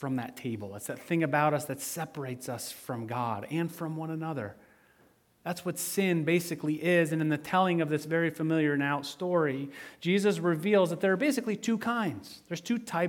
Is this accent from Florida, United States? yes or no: no; western Michigan, United States; I grew up in Michigan, in western Michigan